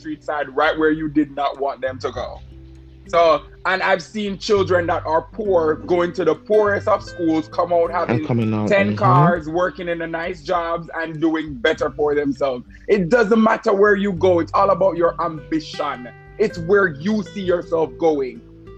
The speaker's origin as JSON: {"language": "English", "country": "Jamaica", "said": "We're Jamaican"}